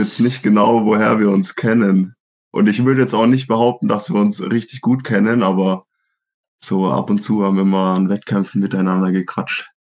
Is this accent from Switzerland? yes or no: no; Schweinfurt, Bavaria, Germany; bei uns in Schweinfurt